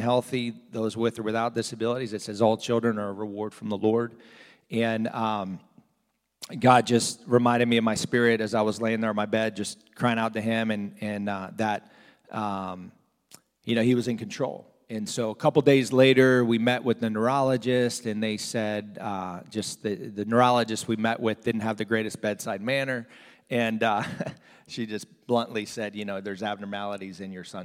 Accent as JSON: {"language": "English", "region": "South Florida", "country": "United States", "tie": "born or raised there", "also_born_or_lived": "New Jersey / Pennsylvania / Arkansas", "moved": "as an adult", "said": "I grew up in South Florida, not from Arkansas"}